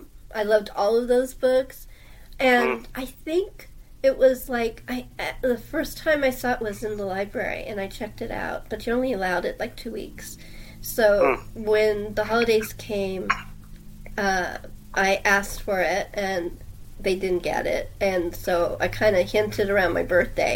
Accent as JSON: {"language": "English", "town": "Los Angeles", "region": "California", "country": "United States", "tie": "born or raised there", "moved": "yes", "lives_now": "San Diego, United States", "said": "even though I love Los Angeles, and it is my hometown"}